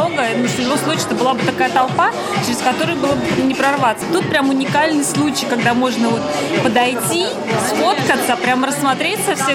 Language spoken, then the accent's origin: Russian; Saint Petersburg, Russia; now in Kostroma, Russia; мы из Петербурга, сейчас просто живем в Костроме